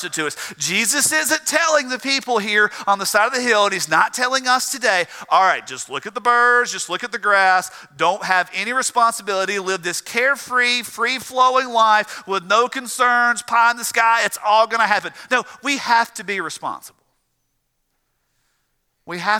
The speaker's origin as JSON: {"language": "English", "region": "the South", "country": "United States", "said": "I'm from the South"}